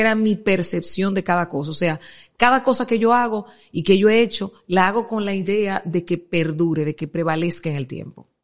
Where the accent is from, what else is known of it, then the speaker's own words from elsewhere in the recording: Santo Domingo Oeste, Distrito Nacional, Dominican Republic; yo vengo de Buenos Aires, de Herrera